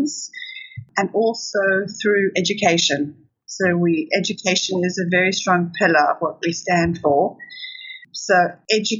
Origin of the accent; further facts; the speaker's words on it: South Africa; moved away as an adult; now in United Kingdom; I was born in South Africa, grew up in South Africa, and we moved to the UK in 1993.